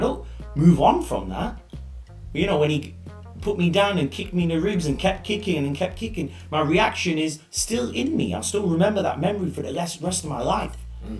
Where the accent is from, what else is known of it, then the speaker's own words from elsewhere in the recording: Leicester, East Midlands, United Kingdom; also born or lived in Leeds; I was born in Leicester.